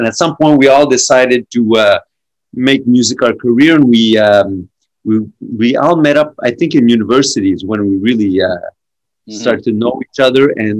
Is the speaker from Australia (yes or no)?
no; Montreal, Quebec, Canada; also born or lived in Ontario; I'm from Montreal. I was born in Ontario, actually